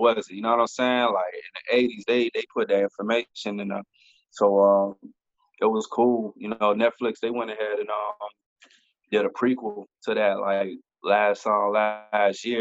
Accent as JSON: {"language": "English", "region": "Florida", "country": "United States", "said": "I'm from the South, I'm from Florida"}